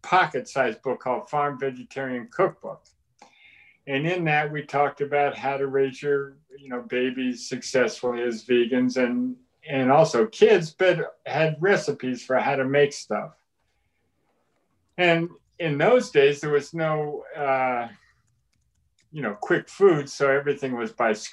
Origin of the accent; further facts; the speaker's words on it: Massachusetts, United States; I grew up in Massachusetts